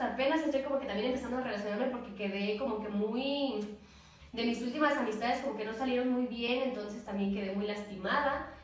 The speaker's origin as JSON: {"language": "Spanish", "town": "Xalapa", "region": "Veracruz", "country": "Mexico", "said": "soy de aquí, de Jalapa, Veracruz."}